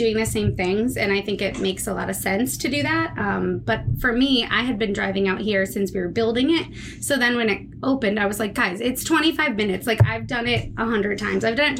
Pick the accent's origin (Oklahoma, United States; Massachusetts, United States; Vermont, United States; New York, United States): Massachusetts, United States; Auburn; also born or lived in Worcester, Massachusetts / out west; I grew up in Auburn. I went to school in Worcester, actually, at St. Peter Marian. I was living out west for a while, but moved back here and just started a farm in Brookfield